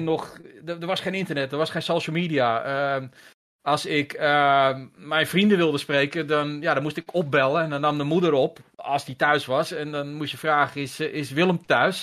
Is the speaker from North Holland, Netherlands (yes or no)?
yes; Haarlem, North Holland, Netherlands; also born or lived in Hengelo; now in Heiloo, Netherlands; ik noem mezelf een Haarlemmer. Mm Alhoewel ik nu sinds kort in Heilo woon, maar ik ben een Haarlemmer. Ik heb daar 35 jaar van mijn leven doorgebracht. En eigenlijk vanaf mijn lagere school, derde klas lagere school